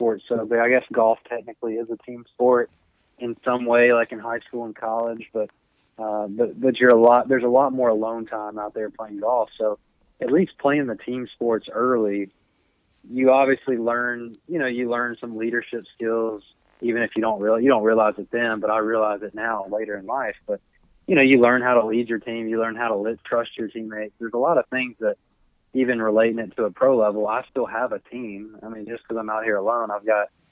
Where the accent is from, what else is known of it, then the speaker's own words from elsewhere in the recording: the South, United States; moved away as an adult; also born or lived in Missouri; I'm from the South and I went 8 hours north